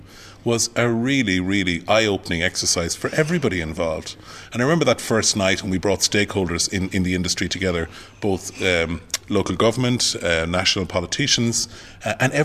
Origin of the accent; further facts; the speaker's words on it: Clonmel, Munster, Ireland; I'm a very proud Tipperary man